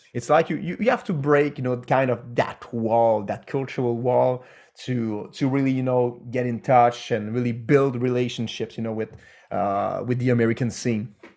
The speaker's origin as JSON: {"language": "English", "country": "Canada", "said": "we're French Canadian"}